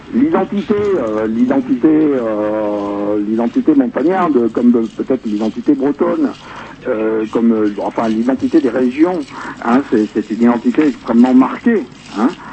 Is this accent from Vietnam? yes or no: yes; Ho Chi Minh City, Vietnam; also born or lived in Rennes, France; now in Les Contamines-Montjoie, France; je suis né à Saïdon, moi. Hein, d'un père français et d'une mère vietnamienne